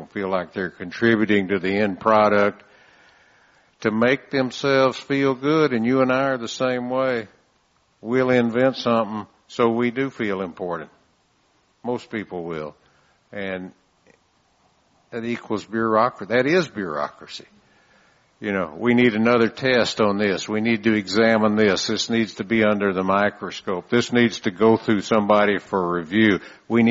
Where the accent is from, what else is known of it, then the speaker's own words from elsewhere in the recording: San Antonio, Texas, United States; I'm from San Antonio